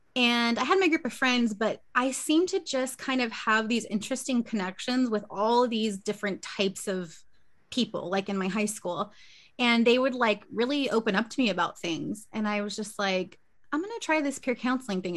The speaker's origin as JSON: {"language": "English", "town": "Victorville", "region": "California", "country": "United States", "tie": "born or raised there", "also_born_or_lived": "Long Beach", "said": "I'm born and raised Cali girl, so I've been in Southern California my whole life"}